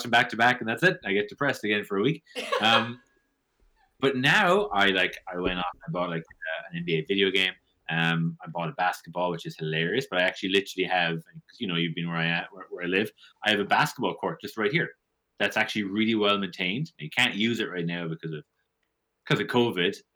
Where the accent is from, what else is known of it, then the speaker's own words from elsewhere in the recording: Limerick, Munster, Ireland; moved away as an adult; also born or lived in Toronto, Canada; now in Ottawa, Canada; I'm from Limerick.